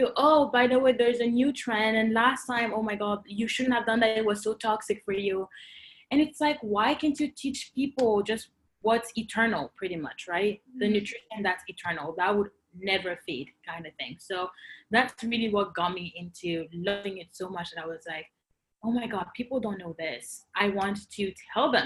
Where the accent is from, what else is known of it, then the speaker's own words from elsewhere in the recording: Côte d’Ivoire; moved away as an adult; also born or lived in Cameroon (parents' origin); now in Canada; I grew up and I was born in Cote d'Ivoire